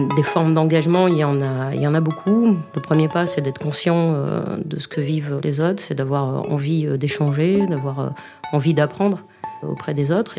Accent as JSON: {"language": "French", "town": "Libourne", "region": "Nouvelle-Aquitaine", "country": "France", "tie": "born or raised there", "said": "Je suis née à Libourne et je vis encore à Libourne, au cœur de la Nouvelle-Aquitaine."}